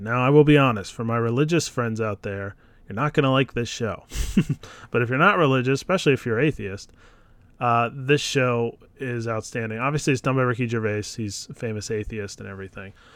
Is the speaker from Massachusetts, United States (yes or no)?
no; Philadelphia, Pennsylvania, United States; I'm from Philadelphia